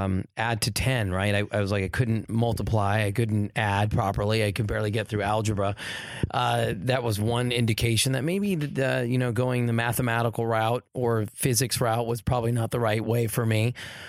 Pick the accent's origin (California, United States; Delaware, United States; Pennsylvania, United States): California, United States; Well, I grew up in the Valley, so I was a Valley boy, sort of near La Cañada, La Crescenta Valley area, Deep Valley.